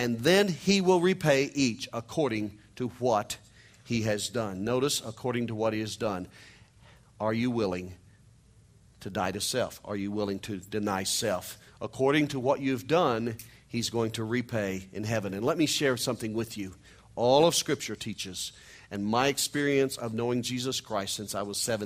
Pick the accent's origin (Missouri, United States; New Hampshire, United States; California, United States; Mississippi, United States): Missouri, United States; I'm a hillbilly from Missouri